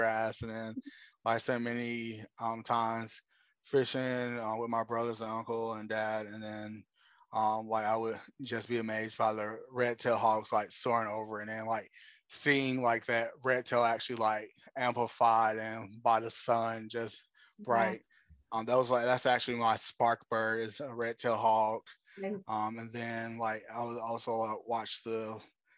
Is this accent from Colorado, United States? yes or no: no; Austell, Georgia, United States; also born or lived in Atlanta, Georgia; I'm from a smaller city outside of Atlanta called Austell. I was born in Atlanta and grew up in Austell